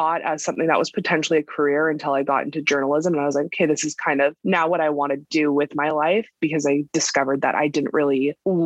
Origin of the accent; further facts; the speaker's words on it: California, United States; I was born and raised in California